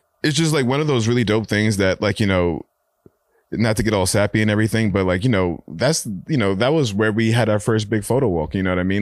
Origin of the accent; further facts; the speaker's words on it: New York City, New York, United States; I've been a born and raised New Yorker